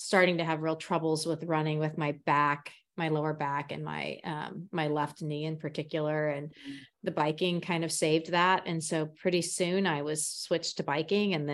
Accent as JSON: {"language": "English", "town": "Emporia", "region": "Kansas", "country": "United States", "tie": "born or raised there", "said": "I am an Emporian, this is my hometown"}